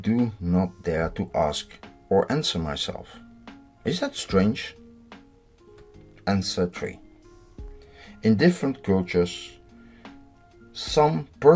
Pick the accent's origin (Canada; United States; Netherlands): Netherlands; I'm from the Netherlands.